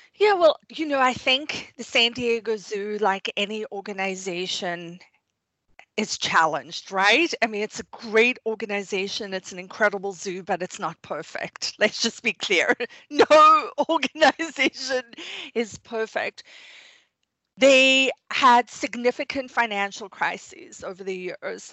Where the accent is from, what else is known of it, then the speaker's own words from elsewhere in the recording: South Africa; moved away; I grew up in South Africa